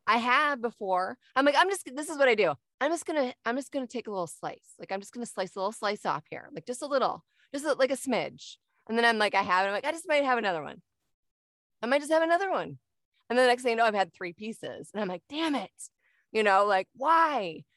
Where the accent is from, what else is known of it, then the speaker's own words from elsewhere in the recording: Michigan, United States; moved away as an adult; now in Arizona, United States; I'm originally from Michigan and moved down here a couple years ago